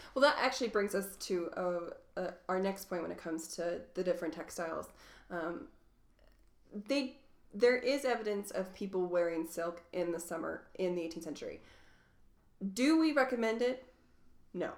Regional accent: Louisville, Kentucky, United States; also born or lived in Tidewater, Virginia; now in Reno, United States; I grew up in Louisville, Kentucky

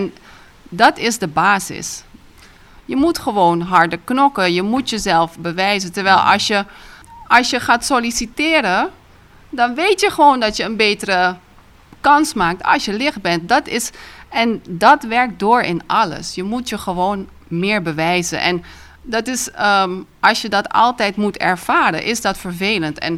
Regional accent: Curaçao; also born or lived in Netherlands; Ik ben in Nederland geboren, maar ik ben vanaf drie maandjes hier opgegroeid enzovoort. Ik woon weer hier.

